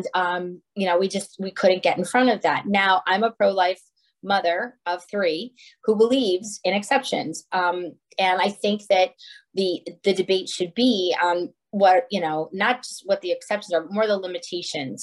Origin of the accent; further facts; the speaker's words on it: Scranton, Pennsylvania, United States; now in Oakmont, United States; I live in Oakmont, Pennsylvania. I'm not originally from Pittsburgh. I'm originally from Scranton, Pennsylvania